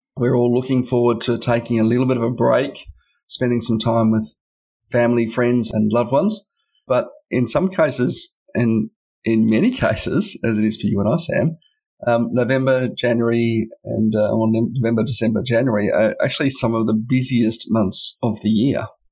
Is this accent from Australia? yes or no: yes; Canberra, Australian Capital Territory, Australia; I've historically worked to companies and businesses in my hometown